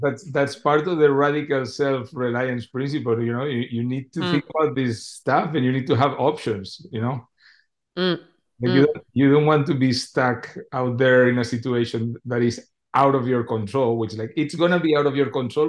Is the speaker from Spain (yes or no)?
yes; Spain; I told him I was from Spain.